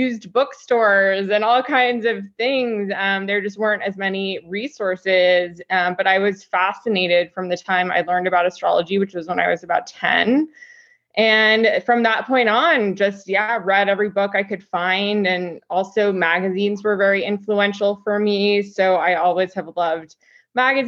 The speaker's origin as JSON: {"language": "English", "town": "New York City", "region": "New York", "country": "United States", "tie": "born or raised there", "said": "I grew up in New York City."}